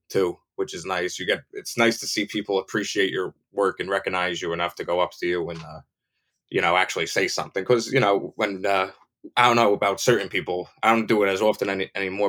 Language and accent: English; New Jersey, United States; I'm from Jersey, but you know, I'm in New York a lot. I'm in North Jersey too